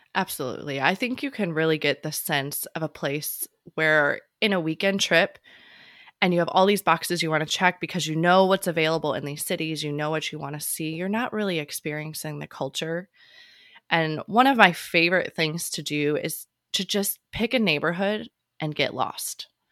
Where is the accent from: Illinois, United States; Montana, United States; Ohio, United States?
Illinois, United States; Chicago; moved away as an adult; also born or lived in Hawaii / Virginia Beach / Seattle / Sicily; growing up in Chicago